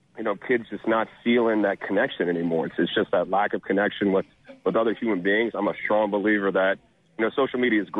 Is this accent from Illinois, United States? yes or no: no; Covington, Louisiana, United States; also born or lived in Jackson, Mississippi; I'm actually from Louisiana. I'm from Covington, Louisiana